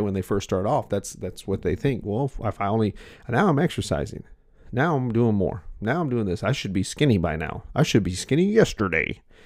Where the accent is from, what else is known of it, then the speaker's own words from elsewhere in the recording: United States; I'm American